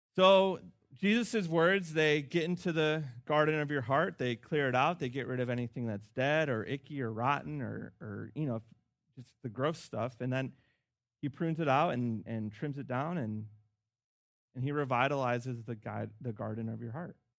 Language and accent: English; Chicago, Illinois, United States; Chicago, my hometown